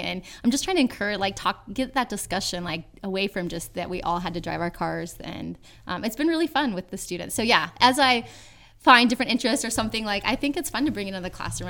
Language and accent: English; Yuba City, California, United States; my hometown of Yuba City, California